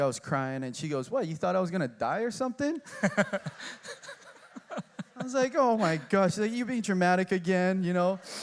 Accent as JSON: {"language": "English", "town": "Honolulu", "region": "Hawaii", "country": "United States", "tie": "born or raised there", "said": "I grew up in Kaimaki, going to Catholic school"}